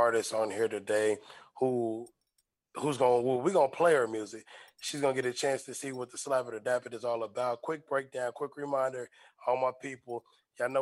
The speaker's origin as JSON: {"language": "English", "town": "Kansas City", "region": "Missouri", "country": "United States", "moved": "yes", "lives_now": "Atlanta, United States", "said": "I'm from Kansas City"}